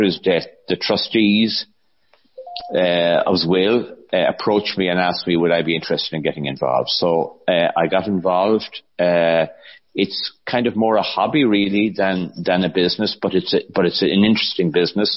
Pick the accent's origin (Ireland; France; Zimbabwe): Ireland; Kiltimagh, Connacht; my hometown of Kilchima